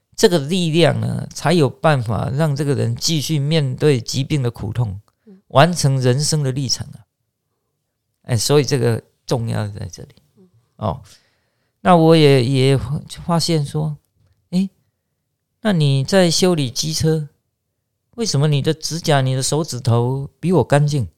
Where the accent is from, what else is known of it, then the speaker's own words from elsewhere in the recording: Chiayi, Taiwan; 我是嘉义人